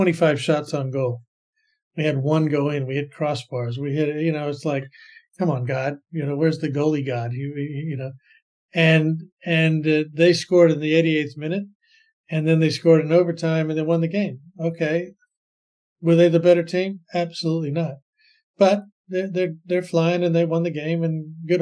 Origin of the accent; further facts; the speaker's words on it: Bay Area, California, United States; moved away as an adult; also born or lived in Singapore; now in Sydney, Australia; I grew up in the Bay Area